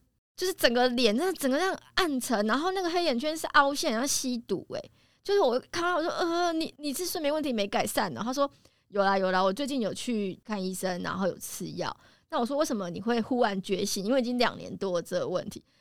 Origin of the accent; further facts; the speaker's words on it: Taiwan; 我们台湾人